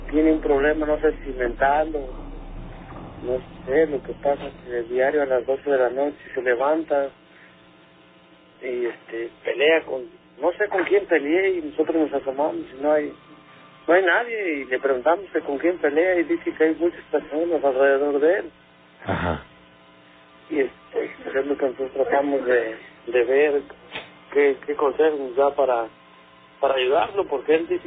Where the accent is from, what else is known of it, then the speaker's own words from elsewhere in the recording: Santa María, Oaxaca, Mexico; Originario de Oaxaca.